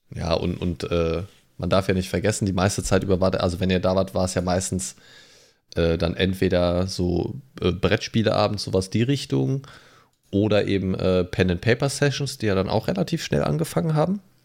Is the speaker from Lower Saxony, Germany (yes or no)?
yes; Lower Saxony, Germany; moved away as an adult; Ich bin ja 2013 hierher gezogen aus einem anderen Bundesland. Ich komme ja ursprünglich aus Niedersachsen